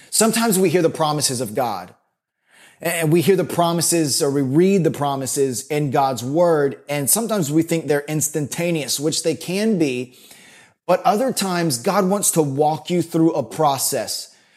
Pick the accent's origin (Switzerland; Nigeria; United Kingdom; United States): United States; Florida; So I grew up in Florida